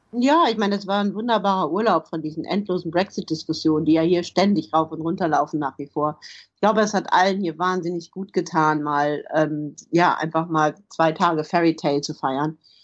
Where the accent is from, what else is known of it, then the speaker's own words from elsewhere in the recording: Germany; moved away as an adult; also born or lived in Poland; now in London, United Kingdom; als Deutsche